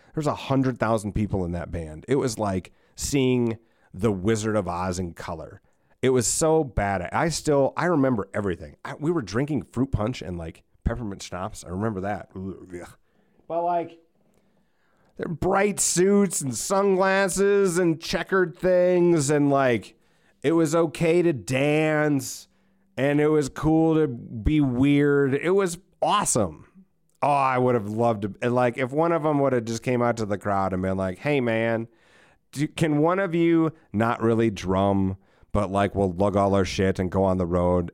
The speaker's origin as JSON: {"language": "English", "country": "United States", "said": "as an American"}